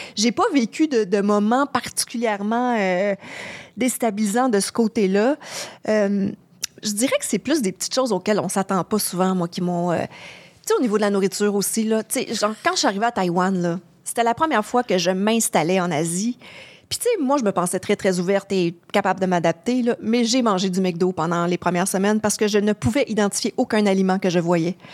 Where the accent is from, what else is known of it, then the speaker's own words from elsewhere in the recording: Quebec, Canada; accent: gros accent québécois; mon gros accent québécois euh, extrême